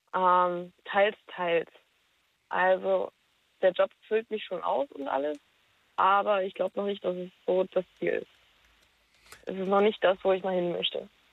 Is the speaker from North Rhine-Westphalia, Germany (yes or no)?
no; near Stendal, Saxony-Anhalt, Germany; moved away as an adult; now in Berlin, Germany; komm aus der Nähe von Stendal